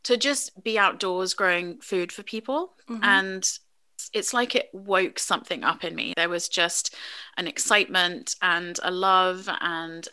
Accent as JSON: {"language": "English", "region": "England", "country": "United Kingdom", "tie": "born or raised there", "moved": "as an adult", "lives_now": "United States", "said": "I grew up in England, was born in the States, and came back to the States for my university education"}